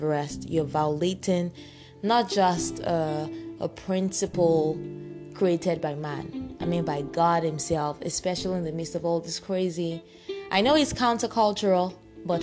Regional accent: Nigeria; I'm a Nigerian

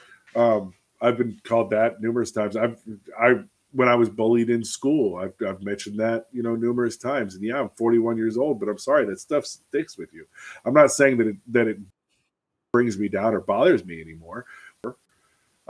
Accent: Alaska, United States; I am from Alaska

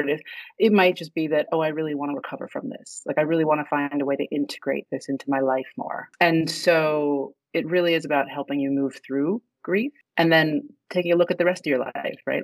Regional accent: Virginia, United States; moved away as an adult; also born or lived in Egypt; now in New York, United States; my family's Egyptian. Um, I was actually born overseas, but ra- we moved here when I was three. So, I was raised in Virginia, and then I've lived in New York for over 20 years

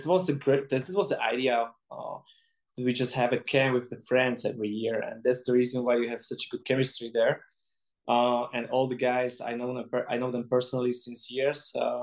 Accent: Czechia; English is a second language; I don't understand at all because I'm from Czech.

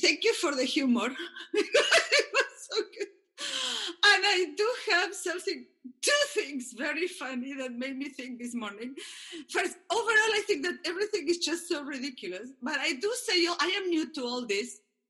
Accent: Argentina; I am from Argentina

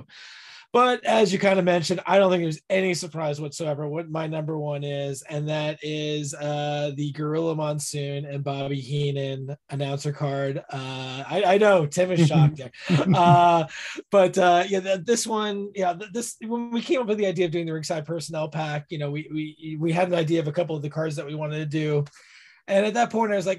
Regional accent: New York area, United States; I grew up in the New York area

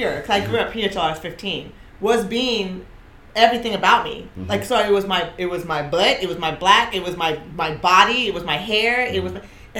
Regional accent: Costa Rica; Because I came from Costa Rica there.

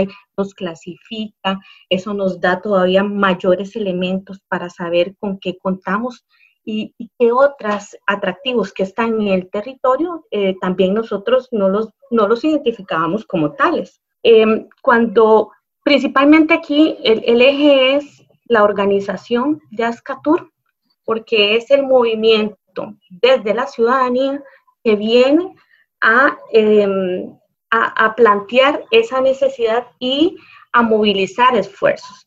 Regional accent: La Cruz, Guanacaste, Costa Rica; nuestra cultura como cruceños, y ahí me incluyo

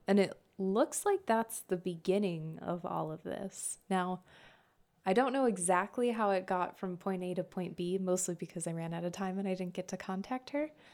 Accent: Southwest, United States; I grew up in the Southwest

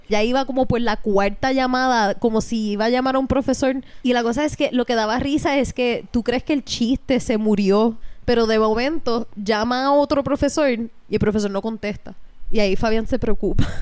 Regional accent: Hatillo, Puerto Rico; yo me crié en una incubadora en Atillo

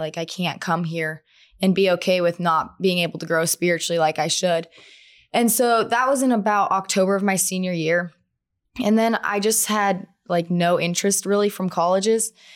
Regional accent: Twin Falls, Idaho, United States; I'm from Twin Falls, Idaho

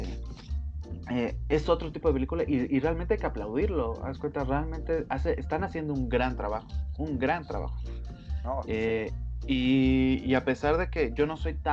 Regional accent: Mexico

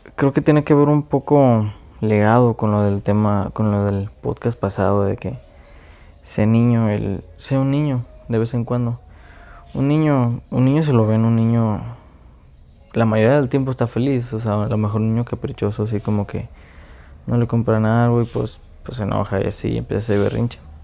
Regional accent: Mexico; yo soy de México

